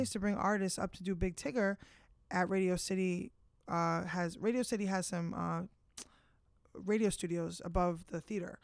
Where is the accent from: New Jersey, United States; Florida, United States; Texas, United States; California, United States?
New Jersey, United States; Bergen County; moved away as an adult; now in Queens, United States; I grew up in Jersey.